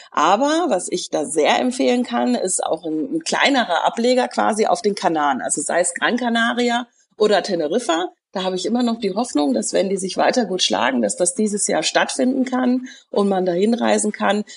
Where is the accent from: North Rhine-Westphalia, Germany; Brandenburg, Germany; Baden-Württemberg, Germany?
North Rhine-Westphalia, Germany; near Cologne; also born or lived in Frankfurt; bin auch in der Nähe von Köln groß geworden, sodass ich schon als Kind die Lieder gehört habe